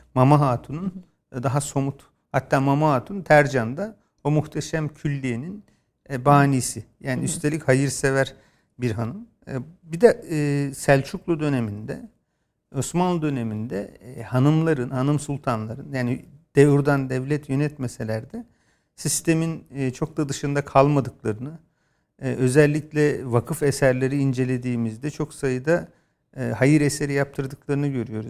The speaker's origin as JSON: {"language": "Turkish", "area": "a village in Bolu", "region": "Bolu Province", "country": "Turkey", "tie": "born or raised there", "said": "ben bir köyde doğdum ve ilkokulun belli bir bölümünü orada yaşadım ama o e, işte Köroğlu Dağları'nın sırtlarında yer alan Bolu'da bir köy"}